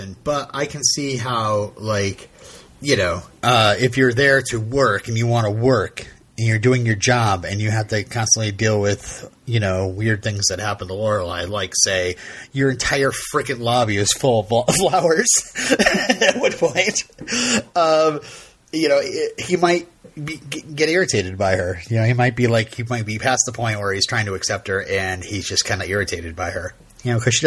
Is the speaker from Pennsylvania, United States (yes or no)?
no; Vermont, United States; I'm from Vermont